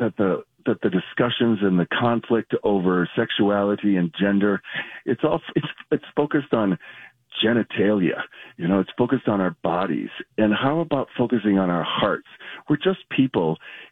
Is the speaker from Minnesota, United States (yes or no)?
yes; Mankato, Minnesota, United States; I grew up in Mankato